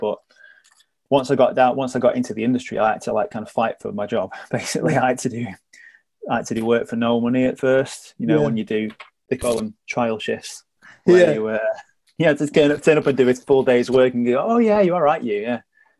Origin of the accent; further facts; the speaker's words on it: the north of England, United Kingdom; I never felt like being a Northerner held me back. But what I will say is when I first came in, I was I was wary of my accent holding me back.